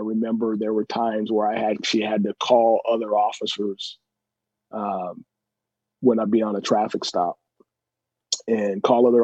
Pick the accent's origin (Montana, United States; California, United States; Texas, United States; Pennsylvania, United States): California, United States; Pasadena; we grew up in Pasadena